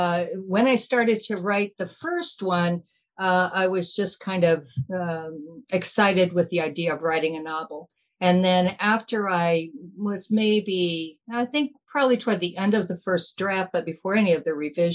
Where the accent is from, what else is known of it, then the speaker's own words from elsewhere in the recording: Nebraska, United States; summer of my childhood in Nebraska, up in this northeastern corner. And I consider that kind of like my hometown.